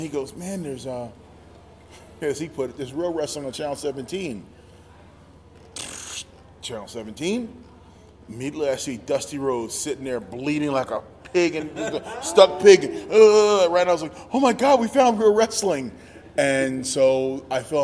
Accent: near Philadelphia, Pennsylvania, United States; I grew up near Philadelphia

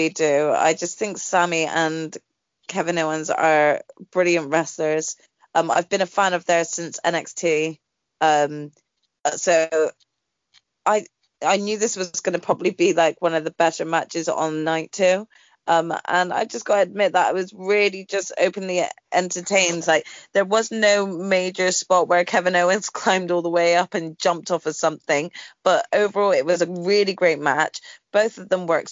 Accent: United Kingdom; we're British

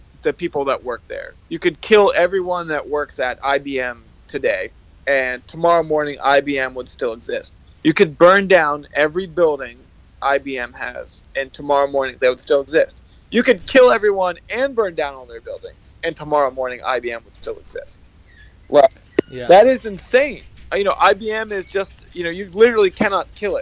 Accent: United States; I'm an American citizen

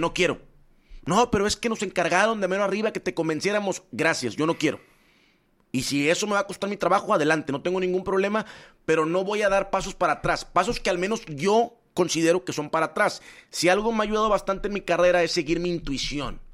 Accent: Nuevo León, Mexico; also born or lived in Puebla; yo llego de Puebla, yo crezco en Nuevo León

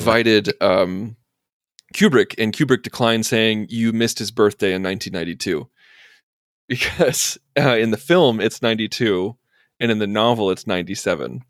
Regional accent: Urbana, Illinois, United States; I was born and raised in Urbana, Illinois

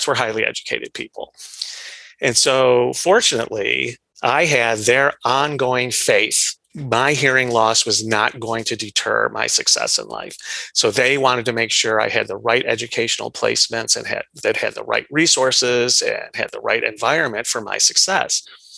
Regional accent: Iran; born there; I was born in Iran, and I was born like a perfectly normal birth

